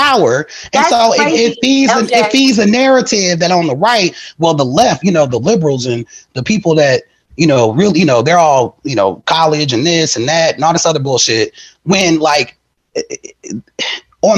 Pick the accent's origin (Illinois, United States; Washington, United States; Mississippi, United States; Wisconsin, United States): Wisconsin, United States; I'm from Wisconsin